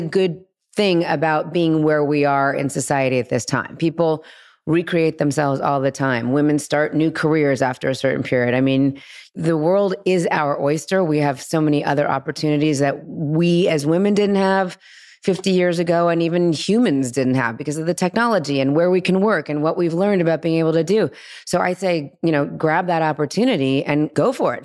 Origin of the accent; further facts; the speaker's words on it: Los Angeles, California, United States; girl and guy friends that I grew up with here in Los Angeles